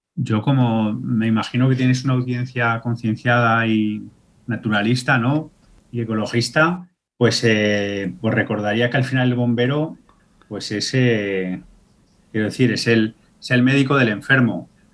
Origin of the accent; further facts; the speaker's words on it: Aragon, Spain; yo ahora que vivo a medio caballo entre la ciudad y, mi pueblo de, de origen, en mi pueblo de origen